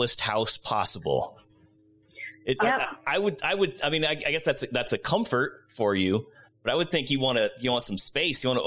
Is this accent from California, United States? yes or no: yes; Northern California, United States; now in Austin, United States; I was born and raised in Northern California